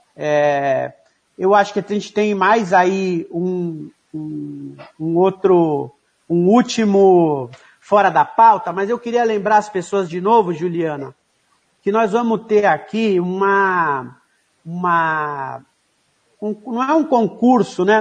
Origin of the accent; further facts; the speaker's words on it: São Paulo, Brazil; also born or lived in Paraná; Eu sou da periferia, nasci, nasci no Paraná, mas passei a minha infância, a minha juventude toda em Guaianazes